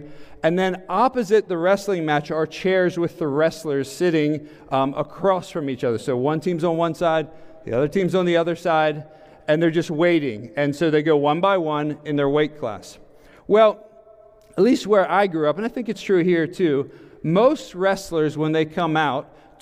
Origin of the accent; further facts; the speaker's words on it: York, Pennsylvania, United States; now in Western Pennsylvania, United States; I'm from Eastern Pennsylvania, so I'm going to blame that on my upbringing